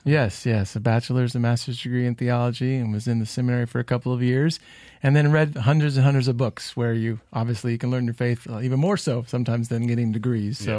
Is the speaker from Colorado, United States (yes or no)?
yes; Denver, Colorado, United States; moved away as an adult; also born or lived in Illinois / Kansas; now in Texas, United States; I was born in Illinois, grew up in Colorado